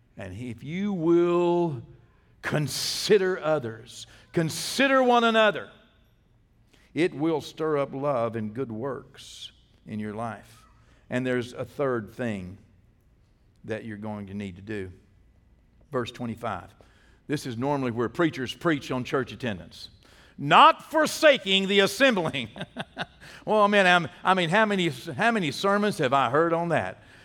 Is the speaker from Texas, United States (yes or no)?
yes; Texas, United States; I'm from Texas